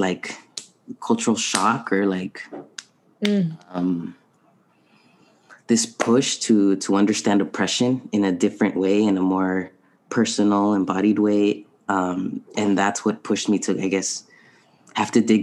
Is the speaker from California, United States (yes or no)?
yes; San Diego, California, United States; also born or lived in Tijuana, Mexico / Boston; I was raised in San Diego